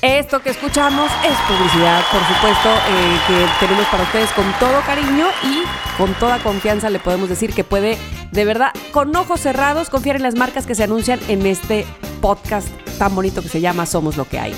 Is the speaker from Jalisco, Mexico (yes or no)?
yes; Guadalajara, Jalisco, Mexico; now in Kentucky, United States; de Guadalajara, viviendo en Kentucky.